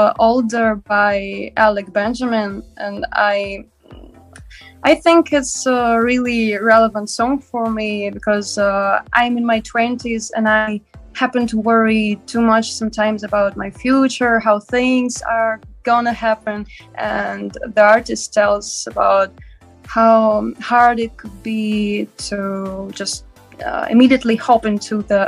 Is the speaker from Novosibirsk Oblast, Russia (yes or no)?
no; Moscow, Russia; I was born in Moscow, and I still live in Moscow, Russia